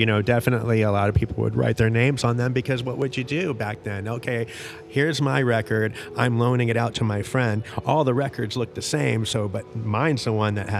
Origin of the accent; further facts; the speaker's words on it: Tampa, Florida, United States; I was born in Tampa.